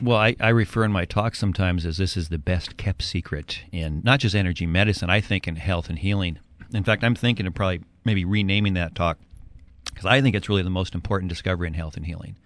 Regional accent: Edmonds, Washington, United States; moved away as an adult; also born or lived in California; I grew up in Edmonds, moved to uh, California for college and career

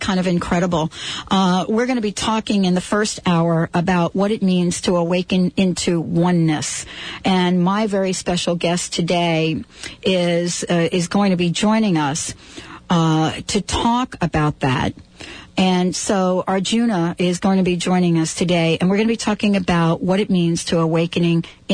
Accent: New York City, New York, United States; I grew up in the Bronx in New York

